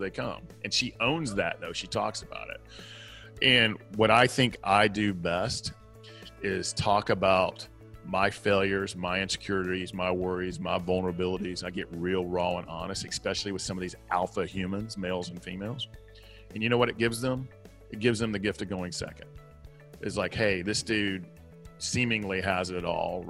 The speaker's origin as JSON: {"language": "English", "region": "the South", "country": "United States", "accent": "Southern", "said": "my Southern accent"}